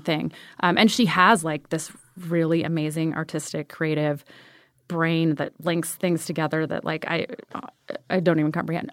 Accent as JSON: {"language": "English", "town": "Ventura", "region": "California", "country": "United States", "tie": "born or raised there", "moved": "as an adult", "said": "Born in Ventura, California"}